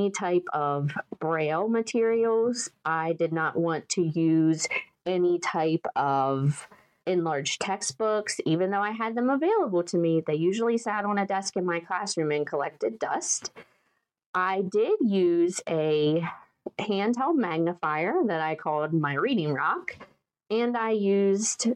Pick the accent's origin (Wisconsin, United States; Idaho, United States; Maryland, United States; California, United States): Maryland, United States; western; also born or lived in eastern panhandle of West Virginia; now in West Virginia, United States; I grew up in Maryland, in western Maryland